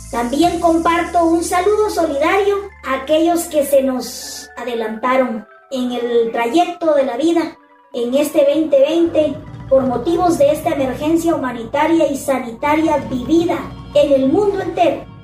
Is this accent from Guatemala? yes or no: yes; Guatemala; aunque sabemos que nosotros como guatemaltecos esa parte nos cuesta muchísimo porque nos, nos, no, nos gusta ese contacto, ese, ese abrazo, ese contacto, ese calorcito humano.